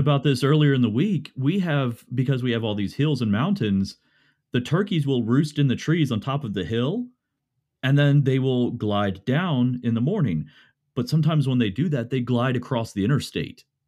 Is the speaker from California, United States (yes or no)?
no; Morgantown, West Virginia, United States; I grew up here in Morgantown, West Virginia